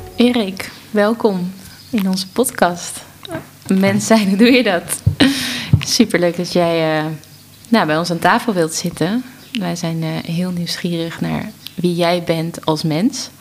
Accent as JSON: {"language": "Dutch", "town": "Amsterdam", "region": "North Holland", "country": "Netherlands", "said": "ik kom uit Amsterdam"}